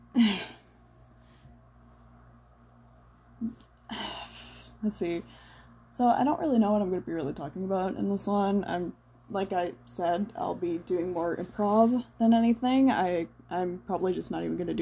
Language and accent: English; United States; I don't pride myself to be an American anymore